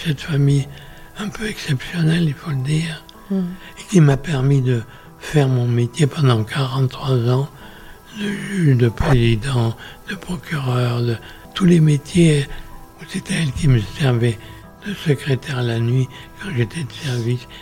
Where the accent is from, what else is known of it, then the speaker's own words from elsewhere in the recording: Pessac, Nouvelle-Aquitaine, France; also born or lived in Guéthary, Basque Country; Je suis né le 4 novembre 1925 dans une ville célèbre où il y a un château, au Brion, à côté, c'est Pessac.